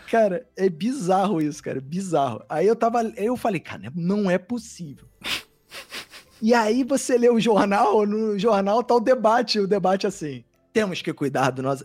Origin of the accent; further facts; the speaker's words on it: Brazil; eu falei que era do Brasil